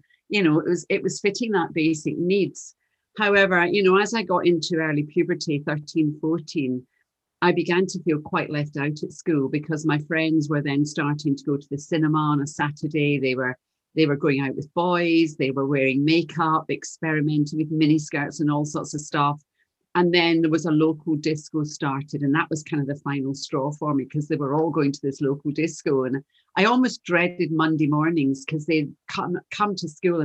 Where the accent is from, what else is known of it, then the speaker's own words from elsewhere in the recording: Glasgow, Scotland, United Kingdom; You can probably tell from my accent. You can tell I'm from Glasgow, but you can't take Glasgow out of the girl.